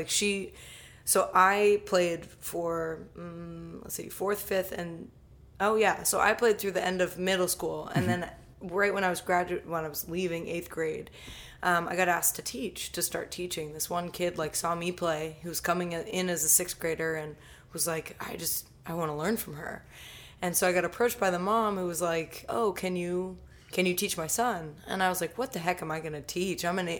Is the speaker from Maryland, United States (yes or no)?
yes; Columbia, Maryland, United States; also born or lived in Dallas, Texas; Moved around a little bit, so I grew up mostly in the Columbia, Maryland area, and then I settled about 7-8 years ago south of Philadelphia.